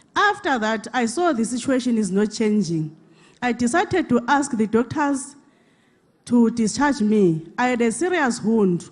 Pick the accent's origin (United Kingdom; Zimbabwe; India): Zimbabwe; now in South Africa; I come from Zimbabwe, permanently staying in South Africa